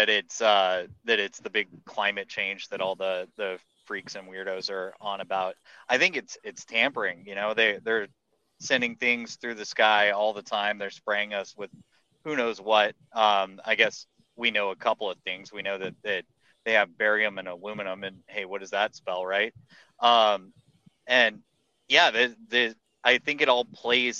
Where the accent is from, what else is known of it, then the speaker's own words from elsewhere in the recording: Texas, United States; also born or lived in Colorado; I'm from Texas, and whenever I lived in Colorado